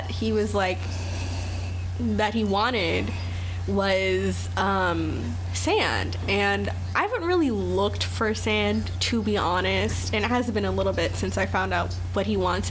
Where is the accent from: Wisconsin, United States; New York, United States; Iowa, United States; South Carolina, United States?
South Carolina, United States; Pawleys Island; now in North Carolina, United States; I'm from like Pawleys Island, South Carolina. That's where I was raised, not born.